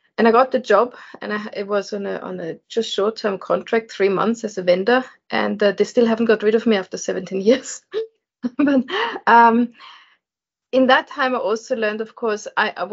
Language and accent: English; Vienna, Austria; I was born and bred in Vienna and Austria in Europe. So I'm the foreigner in this group here.